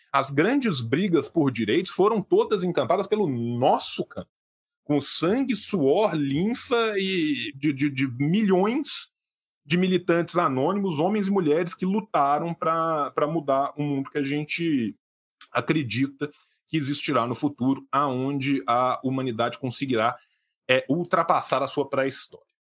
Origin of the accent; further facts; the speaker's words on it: Brazil; nós somos brasileiros